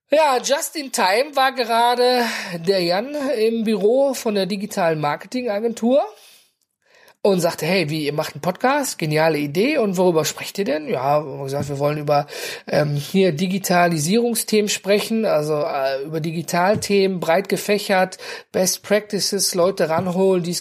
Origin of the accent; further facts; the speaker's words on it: North Rhine-Westphalia, Germany; Und ich komme ja aus dem Ruhrgebiet, ne? Und bei uns gibt's immer was zu futtern.